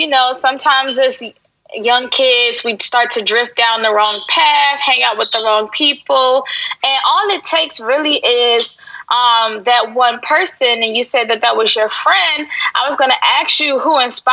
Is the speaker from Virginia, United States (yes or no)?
yes; Virginia, United States; I'm Virginia. I'm East Coast